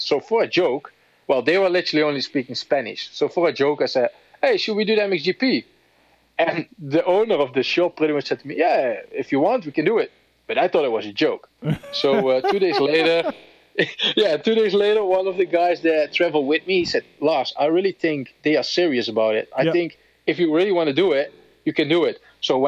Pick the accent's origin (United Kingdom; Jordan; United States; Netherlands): Netherlands; English is a second language; I'm from the Netherlands